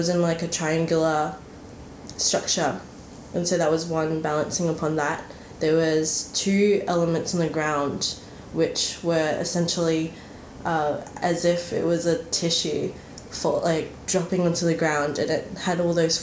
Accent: Brisbane, Queensland, Australia; moved away as an adult; now in Melbourne, Australia; I am originally from Brisbane, and I moved down and finished my honours last year

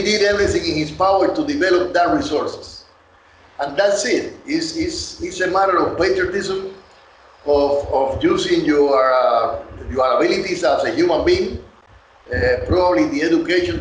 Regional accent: Cuba; moved away as an adult; I grew up in Cuba

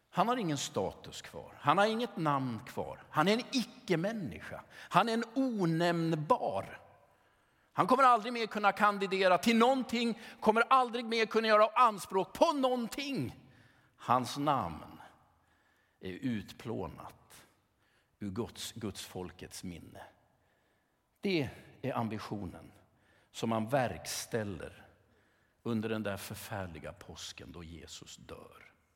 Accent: Sweden; som sekulär svensk

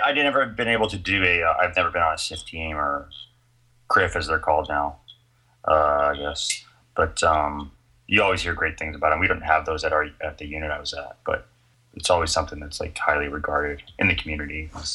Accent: Florida, United States; moved away as an adult; also born or lived in New York City; I was born in Florida. Yeah, and then um, I went to University of Florida.

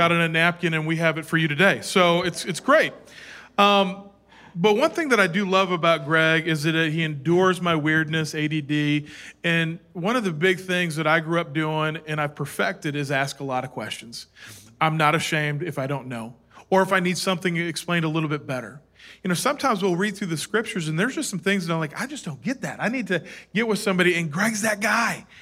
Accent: Minnesota, United States; I was born in Minnesota.

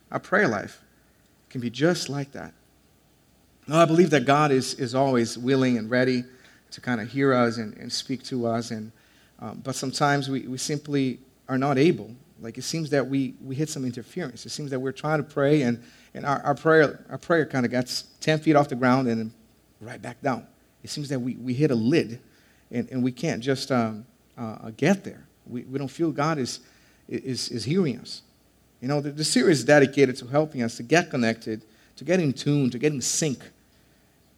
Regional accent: Brazil; moved away; I'm from Brazil, and so sometimes they don't understand me

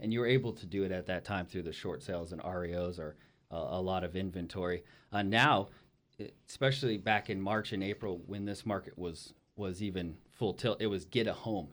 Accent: Ridgecrest, California, United States; moved away; my hometown is Ridgecrest, California

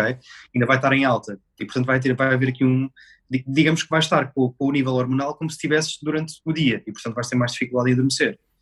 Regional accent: Rio Maior, Santarém District, Portugal; Eu sou de Romaior, distrito de Santarém

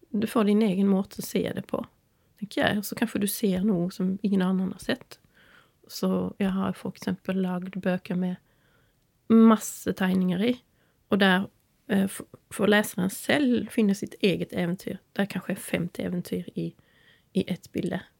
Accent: Sweden; also born or lived in Norway; de vet ju att jag är svensk och

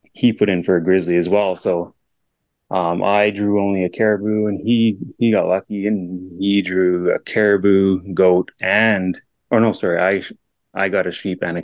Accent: interior of British Columbia, Canada; also born or lived in Yukon; From interior of British Columbia

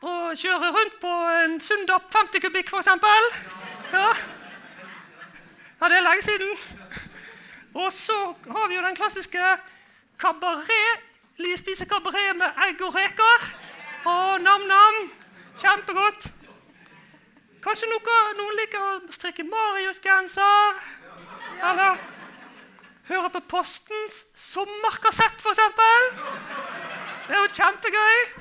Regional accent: Bergen, Vestland, Norway; kanskje dere tror jeg er fra, fra Bergen? Nei, det er ikke sant. Det høres sånn ut, da. Høres det sånn ut? Ja. ja nei, jeg er fra Fyllingsdalen.

